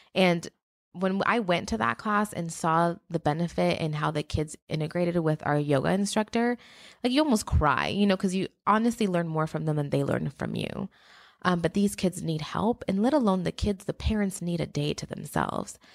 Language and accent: English; Mexico; moved away; I'm from Mexico